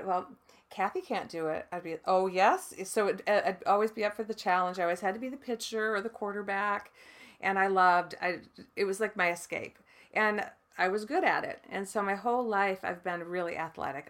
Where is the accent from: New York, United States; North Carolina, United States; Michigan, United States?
Michigan, United States; I grew up in the Midwest in Michigan, in a farm town.